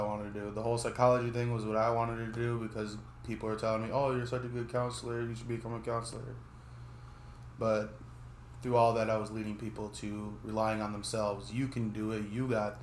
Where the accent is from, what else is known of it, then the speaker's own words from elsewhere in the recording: Marshall, Minnesota, United States; also born or lived in Montevideo, Minnesota; I was born in Marshall, Minnesota